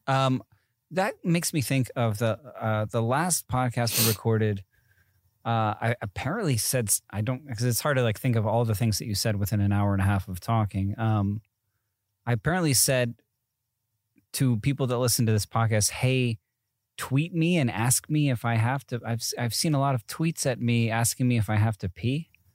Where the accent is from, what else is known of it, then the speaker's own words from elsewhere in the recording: East Coast, United States; moved away; growing up in the East Coast